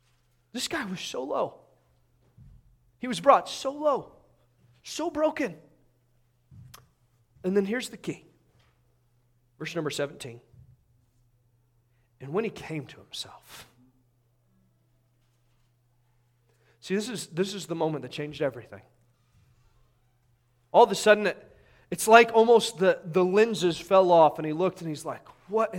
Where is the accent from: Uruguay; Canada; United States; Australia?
United States; Indiana; I'm from Indiana.